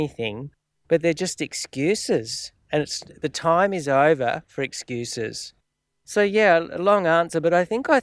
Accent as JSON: {"language": "English", "country": "Australia", "said": "an Australian of shared Aboriginal and European descent"}